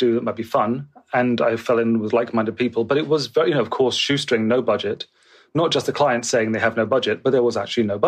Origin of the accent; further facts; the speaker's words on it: Bristol, South West England, United Kingdom; moved away as an adult; also born or lived in London; stuff I'd done in Bristol, which is my hometown.